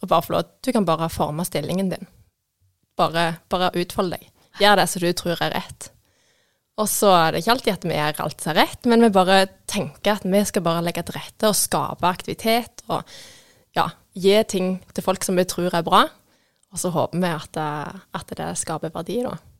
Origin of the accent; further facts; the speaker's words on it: Vigrestad, Rogaland, Norway; also born or lived in Stokkelandsmarka; Jeg kommer fra Vigerstad. Dattera til bakeren.